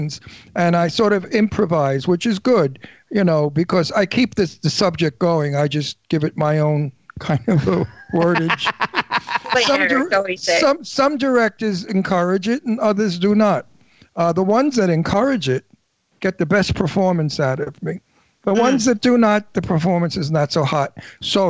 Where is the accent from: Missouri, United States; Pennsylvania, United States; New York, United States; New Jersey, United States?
New York, United States; New York City; I'm from Brooklyn